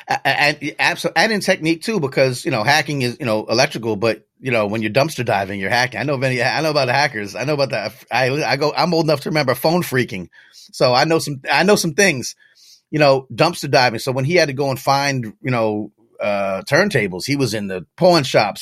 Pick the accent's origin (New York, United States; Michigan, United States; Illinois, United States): New York, United States; I grew up right outside of New York City